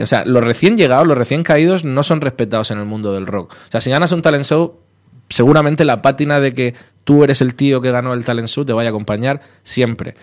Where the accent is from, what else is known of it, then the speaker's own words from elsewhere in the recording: Vega Baja, Valencian Community, Spain; now in Madrid, Spain; muy orgulloso de ser de donde soy, aunque ya casi llevo más años en Madrid, pero la Vega Baja siempre en el corazón